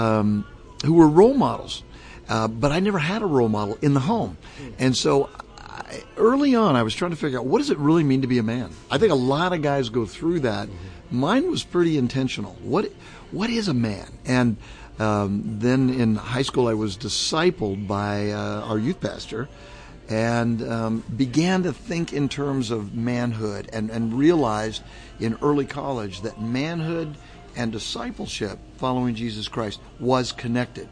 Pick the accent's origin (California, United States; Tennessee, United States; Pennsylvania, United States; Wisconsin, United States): California, United States; Southern; moved away as an adult; also born or lived in Chicago / New England; now in Orlando, United States; born and raised in Southern California.